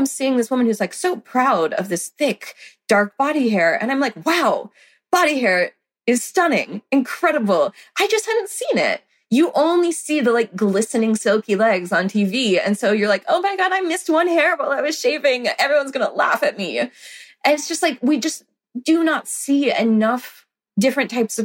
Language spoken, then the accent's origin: English; the South, United States; I grew up in the South.